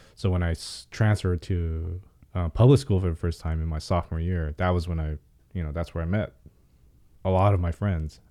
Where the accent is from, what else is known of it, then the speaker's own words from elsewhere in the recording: Pasadena, California, United States; also born or lived in Hollywood, Los Angeles; I'm born and raised in L